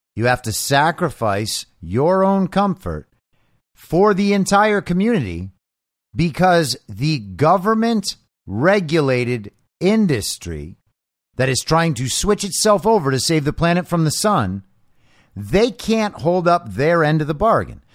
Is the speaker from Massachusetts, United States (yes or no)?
no; Southern California, United States; moved away; also born or lived in Los Angeles; I'm from Southern California